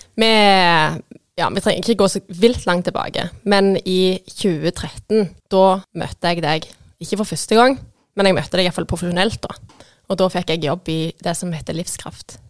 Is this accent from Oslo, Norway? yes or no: no; Vigrestad, Rogaland, Norway; also born or lived in Stokkelandsmarka; Jeg kommer fra Vigerstad. Dattera til bakeren.